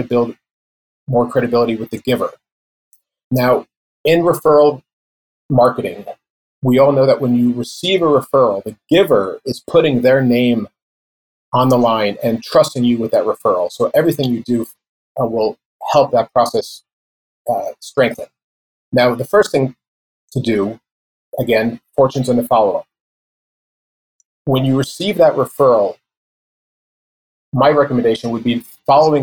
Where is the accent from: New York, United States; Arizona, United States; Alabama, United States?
New York, United States; I'm from New York